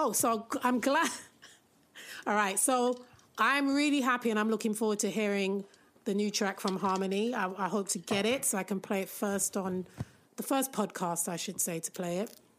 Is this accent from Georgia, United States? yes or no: no; New York, United States; also born or lived in London / Jamaica; I grew up in New York as well. Many people don't know that I'm a very trans-global little girl. So between London, Jamaica, and New York.